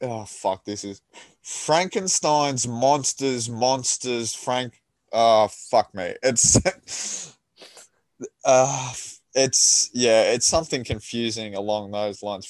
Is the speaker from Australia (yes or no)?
yes; Australia